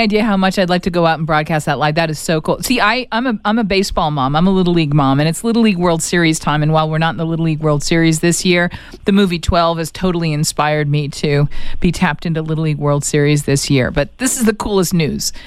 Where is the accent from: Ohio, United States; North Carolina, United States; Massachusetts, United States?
Massachusetts, United States; Boston; I grew up in Boston going to Red Sox games